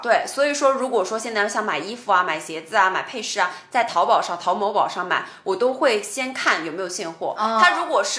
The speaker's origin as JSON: {"language": "Chinese", "region": "Shanghai", "country": "China", "said": "我们上海话的做人家就可能省钱"}